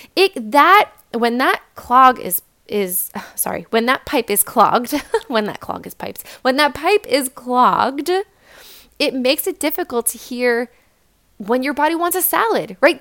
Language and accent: English; New York, United States; I'm from New York